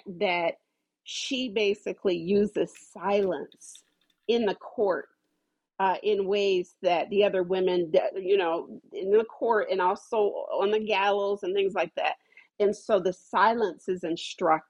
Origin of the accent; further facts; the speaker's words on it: Ohio, United States; I'm from Ohio